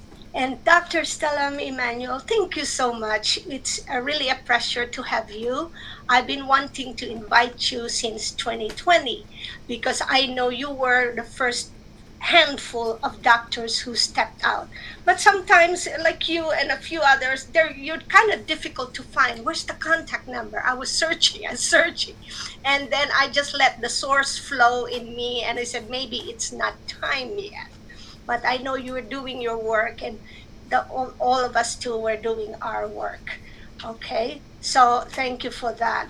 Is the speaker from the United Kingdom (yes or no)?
no; Philippines; moved away; I grew up in the Philippines